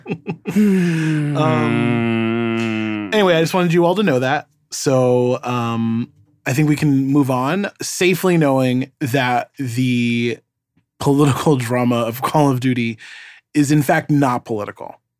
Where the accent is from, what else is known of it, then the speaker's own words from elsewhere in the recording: New York, United States; as a New Yorker